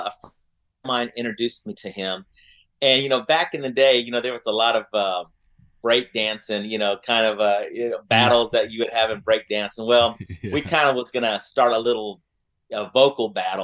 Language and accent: English; Oklahoma City, Oklahoma, United States; Northwest Classen in Oklahoma City